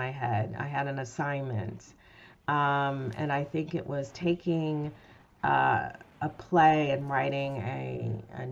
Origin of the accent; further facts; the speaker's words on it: Detroit, Michigan, United States; I'm from Detroit originally